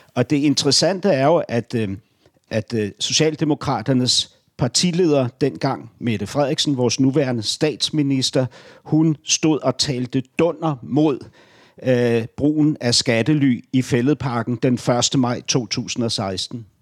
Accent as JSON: {"language": "Danish", "region": "Berlin", "country": "Germany", "tie": "born or raised there", "moved": "yes", "lives_now": "Denmark", "said": "Berlin min barndomsby"}